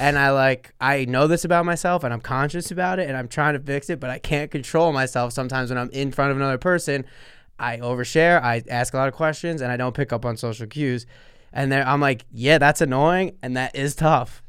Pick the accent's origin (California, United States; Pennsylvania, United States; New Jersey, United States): New Jersey, United States; Sayreville; Sayreville, which is my hometown, Sayreville, New Jersey